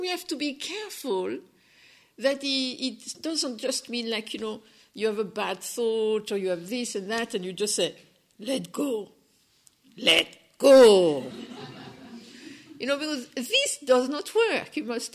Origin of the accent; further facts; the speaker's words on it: France; accent: French; English is a second language; my French accent